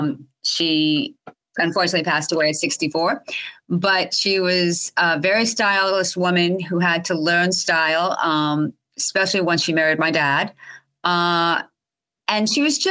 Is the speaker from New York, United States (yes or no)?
yes; Albany, New York, United States; I'm born and raised. I was born in Albany.